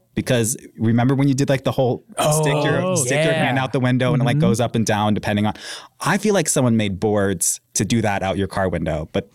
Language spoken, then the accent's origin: English; California, United States; moved away; I'm from California originally.